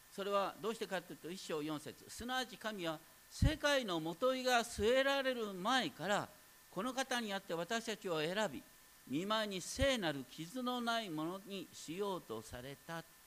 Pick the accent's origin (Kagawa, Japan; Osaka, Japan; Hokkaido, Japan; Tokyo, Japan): Hokkaido, Japan; foot of Mount Daisetsu; moved away; 僕はあの大雪山のふもとでね北海道の大雪山のふもとで生まれたんですけどもね当時はね本当にど田舎